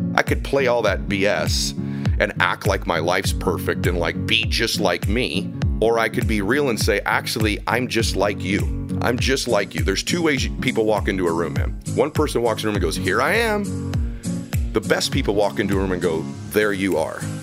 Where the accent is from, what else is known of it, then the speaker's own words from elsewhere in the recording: Diamond Bar, California, United States; also born or lived in Boston; So I grew up in Southern California, grew up in a town called Diamond Bar